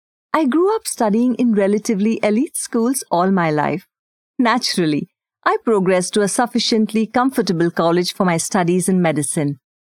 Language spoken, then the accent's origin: English; India; first language Hindi; English is a second language; I had to refamiliarize with Hindi as a way of life, although it is my native tongue. I am certain that a lot of millennials can associate with the pangs of moving back home at the crisp age of 28.